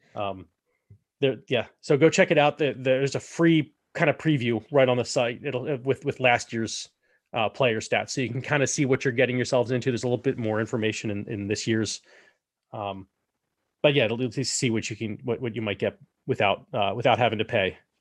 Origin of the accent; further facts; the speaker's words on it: United States; I am an American